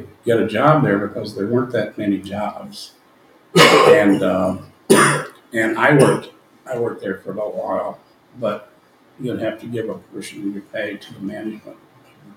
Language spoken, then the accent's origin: English; the South, United States; accent: Southern; moved away; also born or lived in Chicago; as a Southerner with a Southern accent